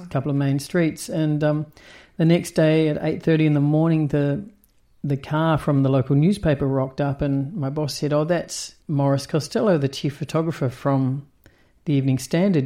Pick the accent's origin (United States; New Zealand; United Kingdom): New Zealand; also born or lived in Australia; the town I grew up in in New Zealand